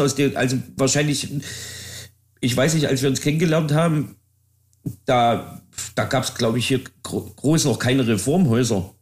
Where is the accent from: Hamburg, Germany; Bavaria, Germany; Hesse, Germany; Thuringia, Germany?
Thuringia, Germany; Jena; ich komme ja aus Jena